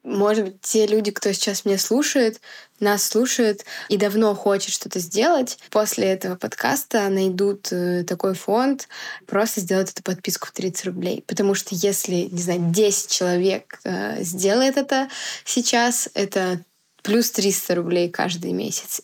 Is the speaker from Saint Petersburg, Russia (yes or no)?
no; Biysk, Altai Krai, Russia; в Бийске, в моем родном городе